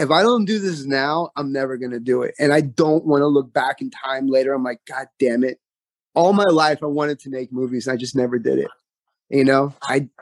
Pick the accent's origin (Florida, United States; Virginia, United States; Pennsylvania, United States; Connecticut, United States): Florida, United States; Homestead; I'm from Homestead, Florida.